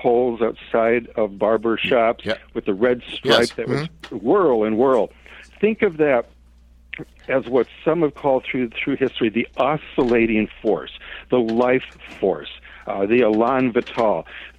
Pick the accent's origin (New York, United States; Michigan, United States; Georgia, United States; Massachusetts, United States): Michigan, United States; Detroit; moved away as an adult; now in San Francisco, United States; I grew up in Soul City, right? Motown, Detroit